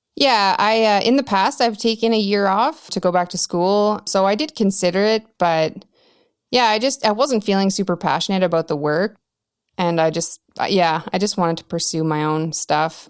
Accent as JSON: {"language": "English", "town": "Whitehorse", "region": "Yukon", "country": "Canada", "tie": "born or raised there", "said": "I'm in White Horse, Yukon, which is the capital of Yukon. Um, and I was born and raised here."}